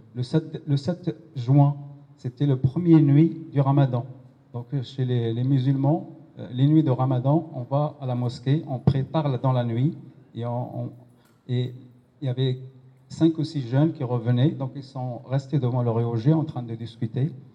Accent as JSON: {"language": "French", "town": "Pantin", "region": "Île-de-France", "country": "France", "said": "on est des Pontinois"}